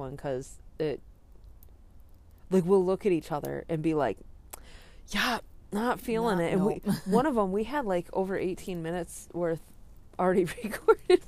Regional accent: New England, United States; we're from New England here.

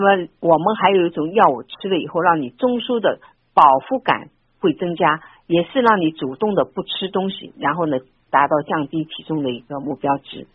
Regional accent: Shanghai, China; 我们上海人

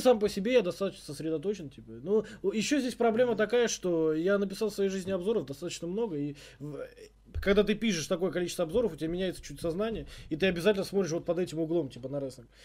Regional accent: Tashkent, Uzbekistan; я из Ташкента, из спального района

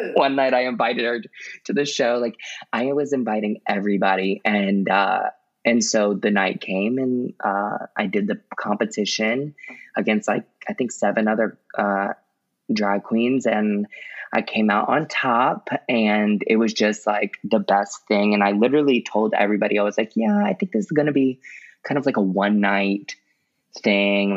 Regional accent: Baton Rouge, Louisiana, United States; also born or lived in Jacksonville, Florida; now in New Orleans, United States; lived in Baton Rouge from like the time I was in fourth grade till the time I graduated college

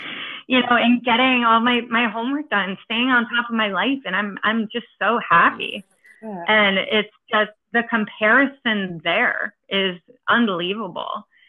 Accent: East Coast, United States; now I'm from the East Coast, and I lived through Hurricane Sandy and Hurricane Irene.

